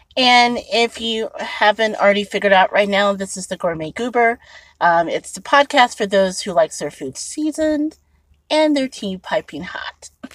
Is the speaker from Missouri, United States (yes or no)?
no; Indianapolis, Indiana, United States; now in Chicago, United States; I'm originally from Indianapolis, Indiana